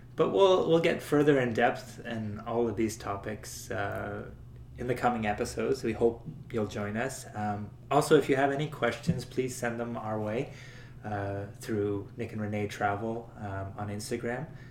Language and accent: English; Canada; we said Canada